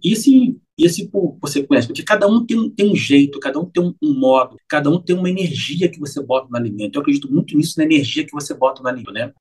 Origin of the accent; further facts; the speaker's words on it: Rio de Janeiro, Brazil; Eu sou carioca